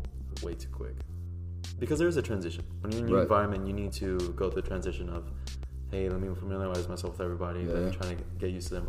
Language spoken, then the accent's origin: English; United States; moved away as an adult